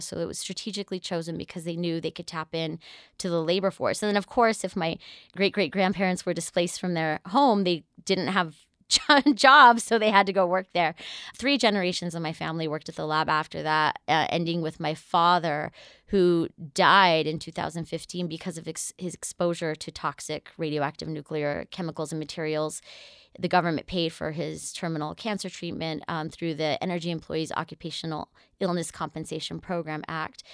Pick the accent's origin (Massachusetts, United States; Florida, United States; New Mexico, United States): New Mexico, United States; I am a 23rd generation Nuevo Mexicana, so I'm someone from New Mexico